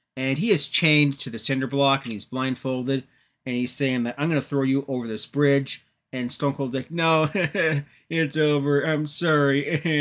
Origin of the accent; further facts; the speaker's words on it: Toronto area, Ontario, Canada; moved away; I'm not from Toronto. I'm not a native of Toronto. I'm from the area. anyways, being from the Toronto area